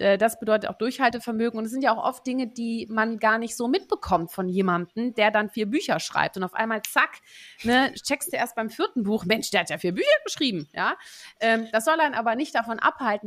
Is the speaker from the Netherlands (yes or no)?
yes; Netherlands; wir haben ja beide unsere Heimat in den Niederlanden